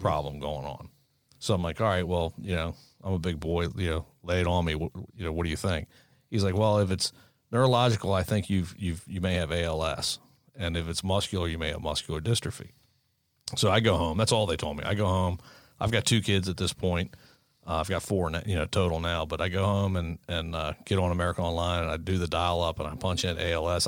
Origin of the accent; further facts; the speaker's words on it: Maryland, United States; we're from Maryland.